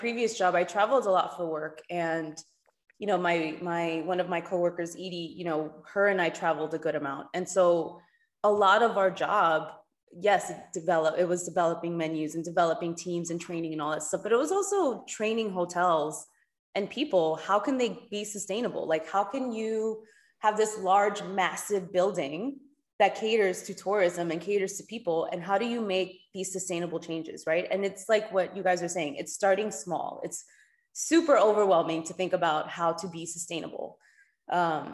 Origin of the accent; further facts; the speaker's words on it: New York City, New York, United States; moved away as an adult; now in Cayman Islands; I'm born and raised in New York, Dominican